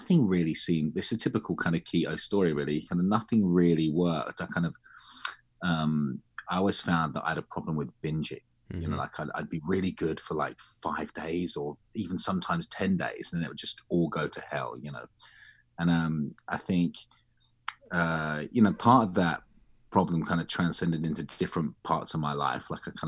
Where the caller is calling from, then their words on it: East of England, United Kingdom; I'm in North London. Well, just outside North London. It's just into Hertfordshire, which is kind of like fake countryside.